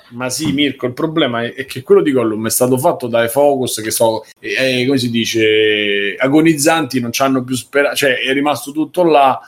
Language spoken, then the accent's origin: Italian; Rome, Lazio, Italy; siamo di Roma